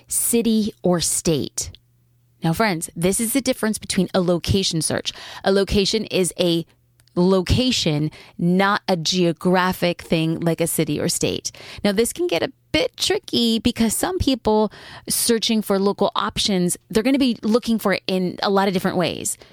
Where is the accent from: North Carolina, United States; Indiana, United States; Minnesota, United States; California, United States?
California, United States; Newport Beach; my hometown, which would be hashtag cafe gratitude Newport Beach